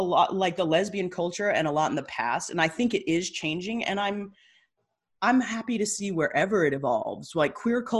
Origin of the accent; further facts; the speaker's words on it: Idaho, United States; I grew up in Idaho